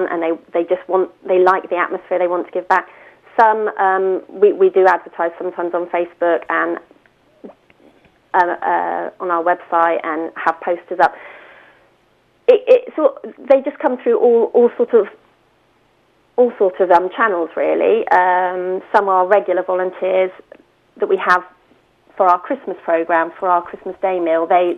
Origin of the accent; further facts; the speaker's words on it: Winton, United Kingdom; I grew up in the Winton Corps